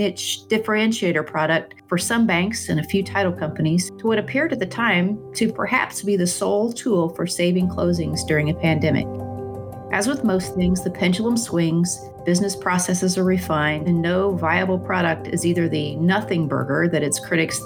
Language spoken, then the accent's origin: English; Wichita, Kansas, United States; I grew up in Wichita